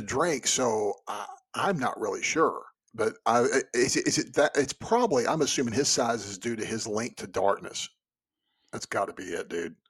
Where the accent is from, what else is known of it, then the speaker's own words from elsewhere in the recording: Texas, United States; growing up in Texas